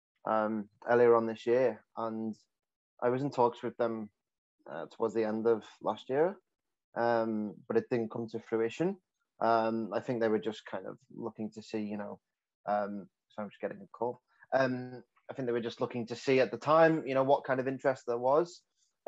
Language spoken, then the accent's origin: English; the north of England, United Kingdom; accent: northern English; moved away as an adult; now in Melbourne, Australia; I'm quite heavily accented coming from the north of England.